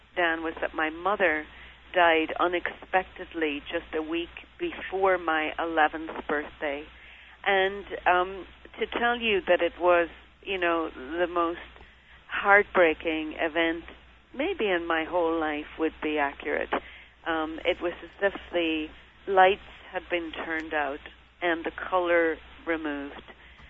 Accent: Derry, Northern Ireland, United Kingdom; I was raised in Derry City.

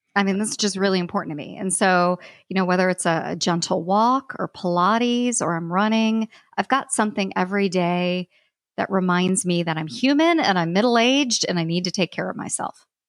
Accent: United States; I'm American

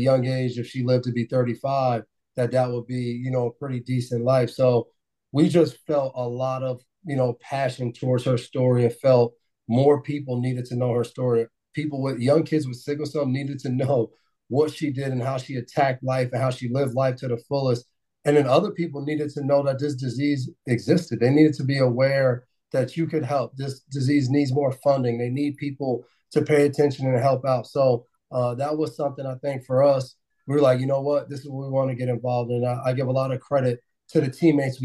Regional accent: Nyack, New York, United States; growing up where we grew up in Nye, New York

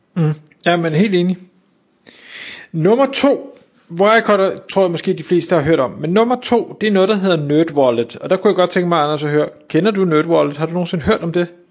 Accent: Denmark; vi som danskere, og her der inkluderer mig selv

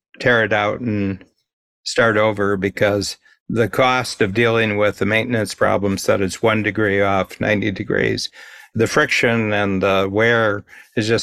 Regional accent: Milan, Ohio, United States; was born in the same town that I grew up in Milan, Ohio, northern Ohio

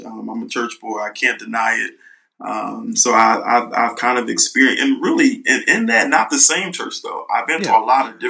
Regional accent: Philadelphia, Pennsylvania, United States; moved away as an adult; now in Princeton, United States; I'm a youth pastor. I'm originally from Philadelphia, but I live in Princeton.

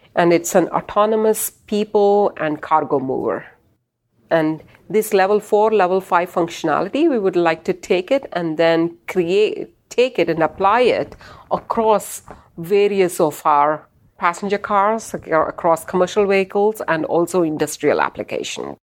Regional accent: Bangalore, Karnataka, India; moved away as an adult; also born or lived in California / Michigan; now in United States; growing up in India

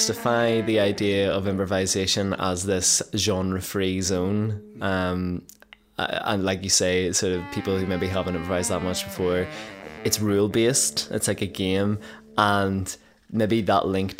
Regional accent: Lisburn, Northern Ireland, United Kingdom; I'm from Lisburn

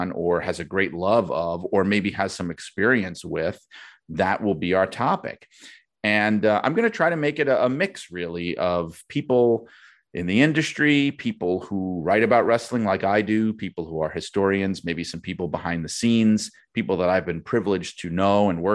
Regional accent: New York City, New York, United States; I'd been a wrestling fan from when I was a kid growing up in Brooklyn

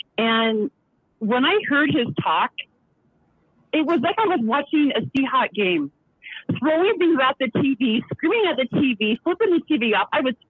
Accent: Kent, Washington, United States; now in Provo, United States; I'm originally from Kent. I'm now in Provo.

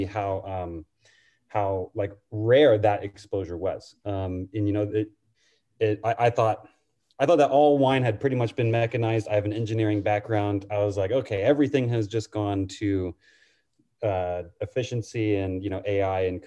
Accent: Sonoma, California, United States; I'm from Sonoma. I grew up on Broadway

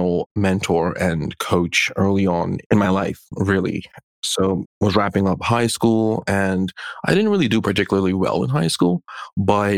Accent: Bermuda; being born and raised in Bermuda

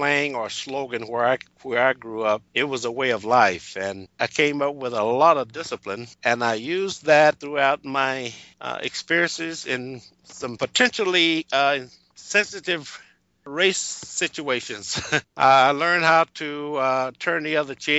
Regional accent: Texas, United States; moved away as an adult; also born or lived in Alaska; now in Auburn, Washington, United States; I was born and raised in Texas and spent most of my working life in Alaska

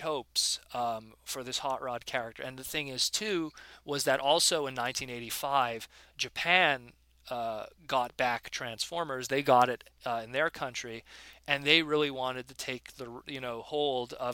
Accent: Canada; I'm Canadian

